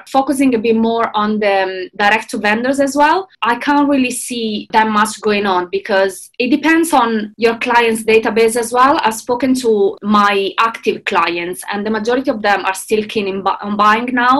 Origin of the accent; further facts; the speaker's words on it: Italy; moved away as an adult; now in London, United Kingdom; I am originally from Italy, but I moved to London 7 years ago